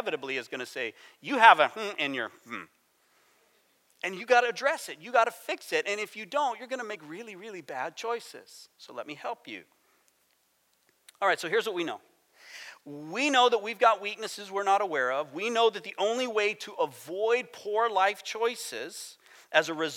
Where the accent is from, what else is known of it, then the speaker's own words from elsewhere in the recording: United States; I'm American